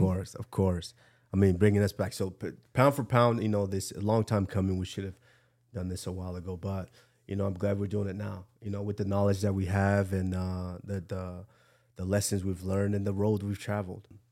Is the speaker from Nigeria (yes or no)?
yes; Nigeria; I'm the …